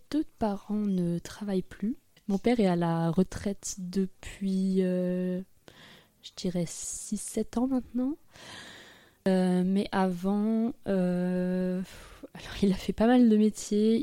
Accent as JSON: {"language": "French", "town": "Froges", "region": "Auvergne-Rhône-Alpes", "country": "France", "tie": "born or raised there", "said": "J'ai grandi à côté de Grenoble, dans un village qui s'appelle Froges"}